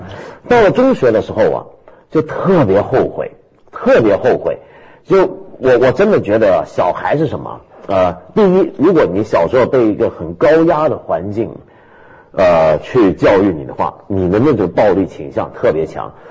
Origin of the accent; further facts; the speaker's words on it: Taiwan; 小时候在台湾的时候，我常常因为我很小，我就很懂得制作标本，我喜欢做标本。